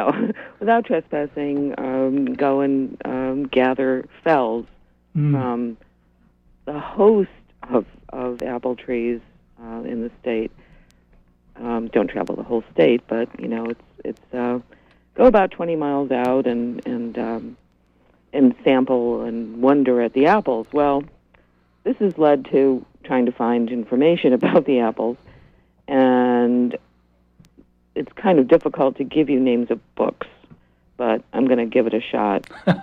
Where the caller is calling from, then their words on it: Rockland, Maine, United States; I'm calling from Rockland.